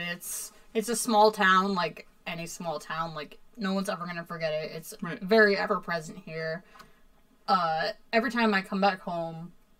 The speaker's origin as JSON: {"language": "English", "town": "Newtown", "region": "Connecticut", "country": "United States", "tie": "born or raised there", "said": "good things about growing up in Newtown. It's just like kind of like idyllic, like farm country New England."}